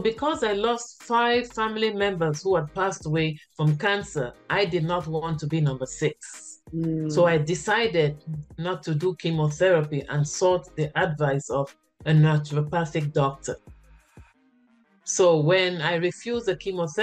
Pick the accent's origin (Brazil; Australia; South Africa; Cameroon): Cameroon; moved away; also born or lived in United States / Canada / China; I am from Cameroon, West Africa, originally